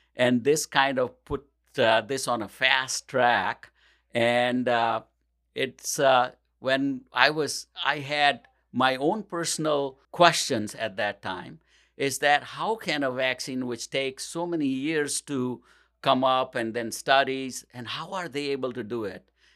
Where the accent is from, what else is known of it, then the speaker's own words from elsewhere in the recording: India; moved away as an adult; also born or lived in New Delhi, India; now in Portage, United States; I grew up in India, and, uh, I used to live with my grandmother when I was going to pharmacy school